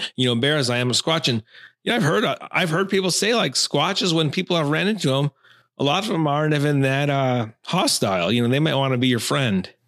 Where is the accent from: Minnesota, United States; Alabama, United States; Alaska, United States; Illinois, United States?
Minnesota, United States; Taylors Falls; I grew up in Taylor's Falls, Minnesota. Like, for the first, uh, nineteen years of my life